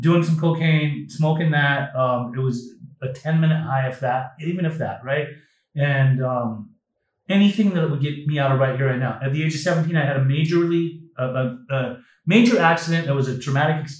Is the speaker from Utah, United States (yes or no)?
yes; Utah, United States; when I was 12 years old, I was growing up in Utah, very boring state for a young 12-year-old